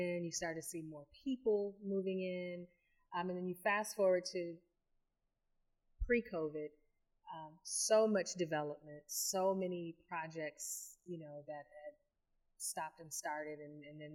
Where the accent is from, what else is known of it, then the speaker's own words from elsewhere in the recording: Ypsilanti, Michigan, United States; also born or lived in Detroit / New York; I grew up in Ypsilanti, high school, middle school, elementary school there